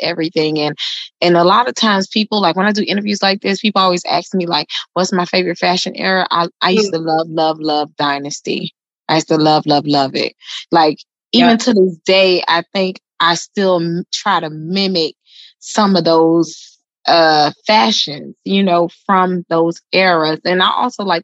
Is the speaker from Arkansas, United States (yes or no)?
no; Miami, Florida, United States; moved away as an adult; now in Atlanta, United States; I'm originally from Miami, born and raised in Miami. I'm now in Atlanta.